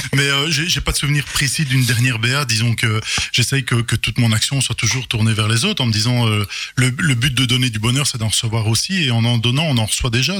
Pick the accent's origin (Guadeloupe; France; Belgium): Belgium; Charleroi, Wallonia; j'ai mon enfance à Goutrou, donc euh, une des communes de Charleroi